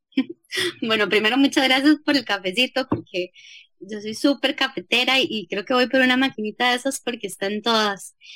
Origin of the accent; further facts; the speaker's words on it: Costa Rica; nací en el Hospital México